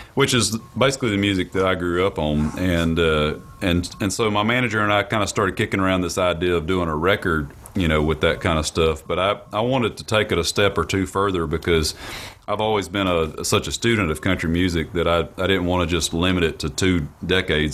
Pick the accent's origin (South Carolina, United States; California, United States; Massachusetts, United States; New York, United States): South Carolina, United States; rural; growing up in South Carolina, uh, in rural South Carolina